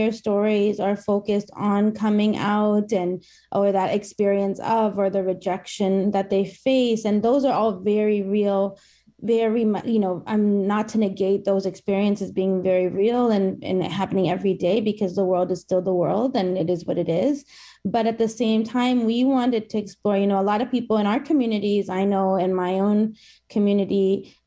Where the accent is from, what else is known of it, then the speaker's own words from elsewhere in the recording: Toronto, Ontario, Canada; my hometown